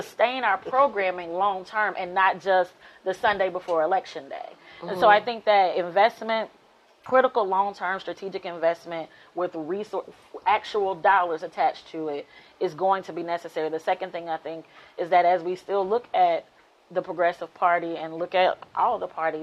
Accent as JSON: {"language": "English", "town": "Birmingham", "region": "Alabama", "country": "United States", "tie": "born or raised there", "also_born_or_lived": "Berea, Kentucky", "said": "I grew up in Birmingham, Alabama"}